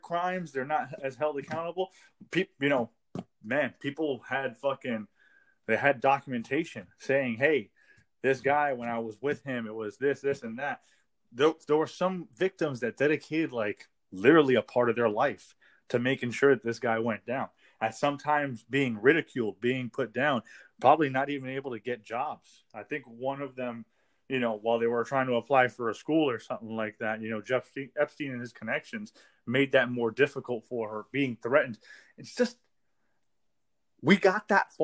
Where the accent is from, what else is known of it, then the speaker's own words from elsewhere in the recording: United States; I'm a full-blooded American. Born and raised in America.